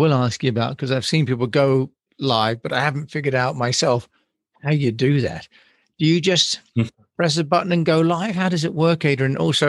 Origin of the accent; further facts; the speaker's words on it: United Kingdom; also born or lived in United States; Although I'm British, I lived in America for a while, and so I'm less shy about it.